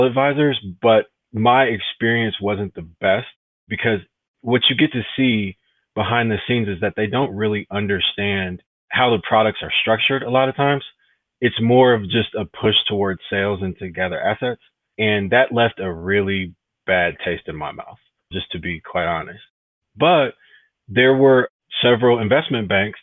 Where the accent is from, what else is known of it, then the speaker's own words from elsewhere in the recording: Detroit, Michigan, United States; I'm from Detroit originally. I went to a Jesuit high school, which was actually inside the city of Detroit.